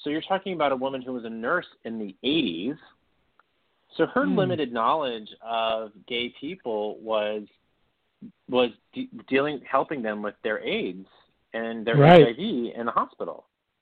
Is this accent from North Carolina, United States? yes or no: no; Beaumont, Texas, United States; also born or lived in Orange, Texas; I grew up about an hour and a half east of Houston in Beaumont, Texas